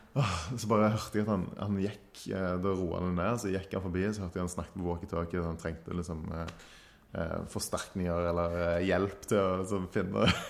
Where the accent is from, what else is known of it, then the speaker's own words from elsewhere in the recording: Stavanger, Rogaland, Norway; her hjemme i Stavanger